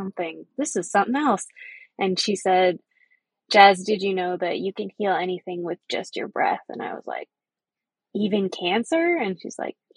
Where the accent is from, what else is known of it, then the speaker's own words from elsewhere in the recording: Seattle, Washington, United States; also born or lived in Saskatchewan, Canada; I've lived in Seattle, Coast Salish territory since 1998